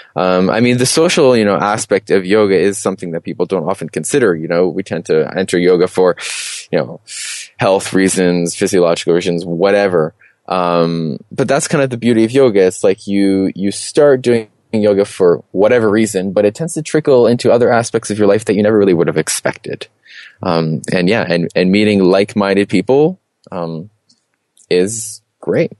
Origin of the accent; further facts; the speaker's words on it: Toronto, Ontario, Canada; moved away as an adult; also born or lived in Peterborough, Canada / Alicante, Spain / Chiang Mai, Thailand; I'm originally from Toronto